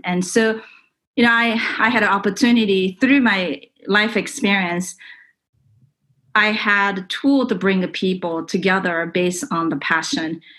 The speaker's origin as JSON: {"language": "English", "country": "Japan", "tie": "born or raised there", "also_born_or_lived": "California", "moved": "as an adult", "said": "I grew up in Japan"}